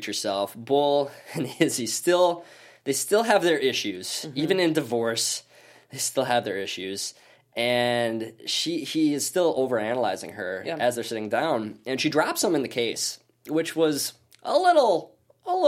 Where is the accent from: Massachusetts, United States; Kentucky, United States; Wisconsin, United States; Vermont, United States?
Wisconsin, United States; accent: Midwestern; Wisconsin, my home state